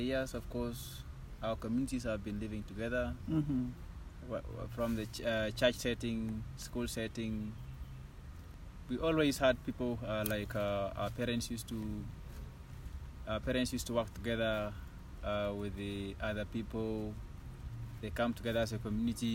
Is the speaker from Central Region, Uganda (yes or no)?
no; Kapchorwa, Eastern Region, Uganda; growing up in Kapchorwa